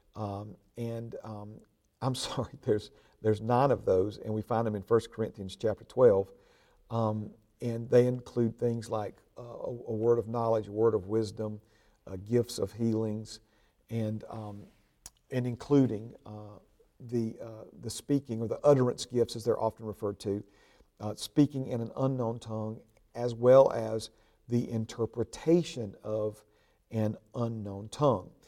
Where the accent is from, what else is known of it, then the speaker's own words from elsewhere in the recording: Hueytown, Alabama, United States; where I was raised up there in Huey Town